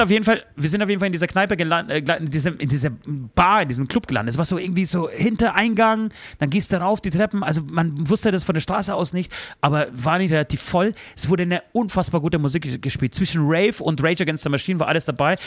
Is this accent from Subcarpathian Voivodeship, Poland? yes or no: no; Tychy, Silesian Voivodeship, Poland; moved away; in meine Geburtsstadt Dichau